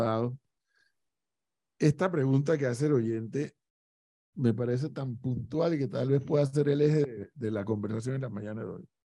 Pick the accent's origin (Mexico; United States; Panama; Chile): Panama; yo soy panameño igual